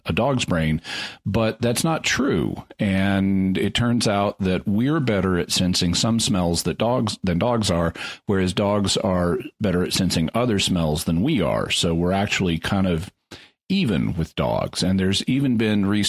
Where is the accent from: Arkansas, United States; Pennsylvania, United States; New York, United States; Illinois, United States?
Arkansas, United States; Fayetteville; moved away; also born or lived in California; I'm very happy to be back in my hometown, which is Fayetteville, Arkansas. I was in California for 30 years